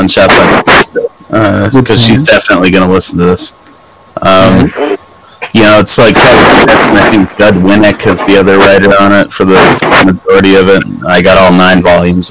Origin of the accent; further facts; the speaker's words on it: Canada; moved away; I'm Canadian